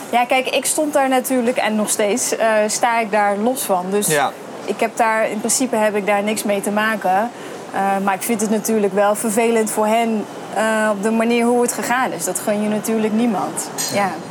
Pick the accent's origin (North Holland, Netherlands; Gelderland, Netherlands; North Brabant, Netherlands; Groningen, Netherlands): North Brabant, Netherlands; Veghel; moved away; ik kom zelf uit Veghel